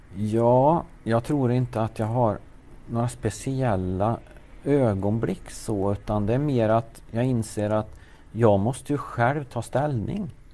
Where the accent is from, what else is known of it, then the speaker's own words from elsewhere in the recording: Värmland, Sweden; also born or lived in Lidingö; Jag är en värmlänning som är uppväxt här i Värmland